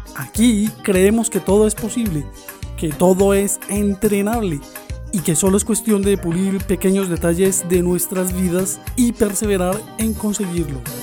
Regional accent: Colombia; moved away; mi país, Colombia

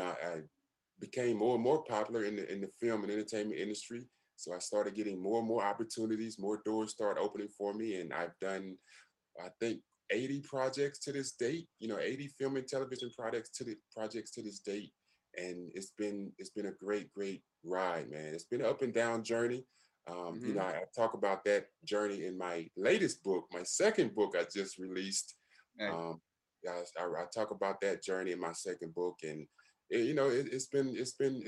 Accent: Monroe, Louisiana, United States; moved away as an adult; also born or lived in Massachusetts / Maine / London, England; I'm born and raised in Monroe, Louisiana, very small country town.

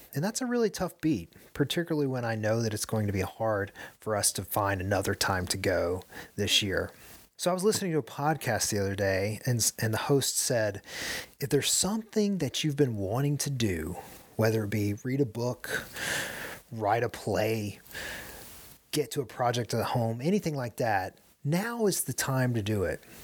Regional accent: United States; as an American

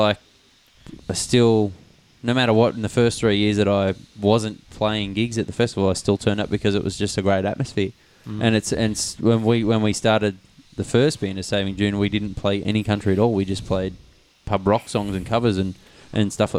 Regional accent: Tamworth, New South Wales, Australia; also born or lived in Newcastle; Jared and I grew up in Tamworth and have been raised around the festival

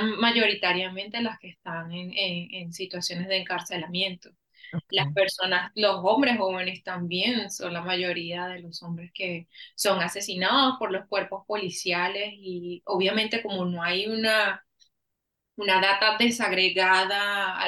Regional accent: Caracas, Capital District, Venezuela; moved away as an adult; now in Austin, United States; yo nací y crecí en Caracas, Venezuela

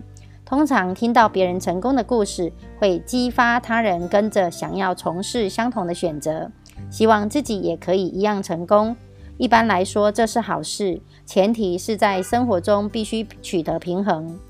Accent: Miaoli County, Taiwan; 今天要为大家导读的主题是四大富足快乐的真正概念。

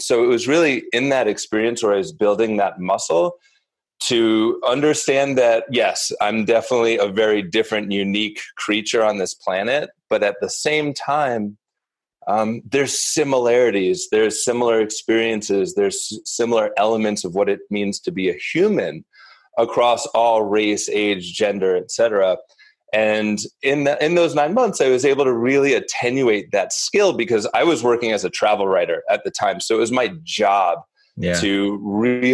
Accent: Northeast, United States; born or raised there; also born or lived in New York City

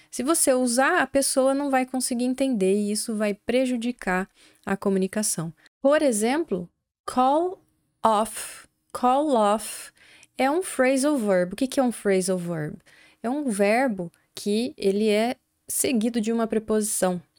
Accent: Brazil; accent: Brazilian; o sotaque nosso aqui brasileiro

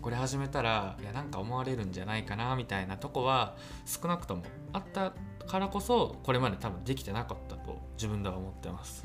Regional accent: Nagoya, Aichi, Japan; 名古屋出身

